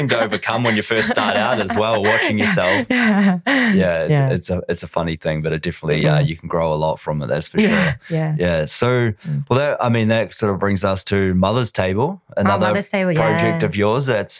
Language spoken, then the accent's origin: English; New Zealand; New Zealand. Did you not know that?